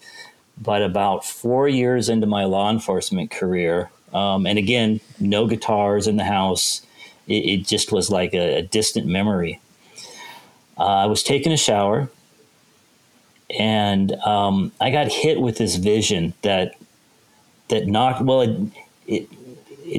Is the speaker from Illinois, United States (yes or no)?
no; Seattle, Washington, United States; now in Kansas, United States; I grew up in Seattle